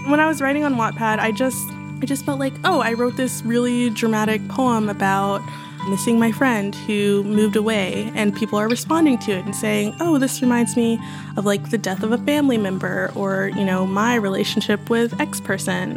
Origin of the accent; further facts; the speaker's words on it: Houston, Texas, United States; I was born and raised there.